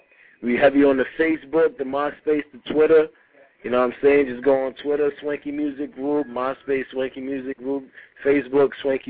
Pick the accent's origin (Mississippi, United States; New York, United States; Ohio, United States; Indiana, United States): New York, United States; Rockland County; also born or lived in Haiti; Originally from Haiti, but I'm from Rockland County. You know what I'm saying? I do my thing in the 845.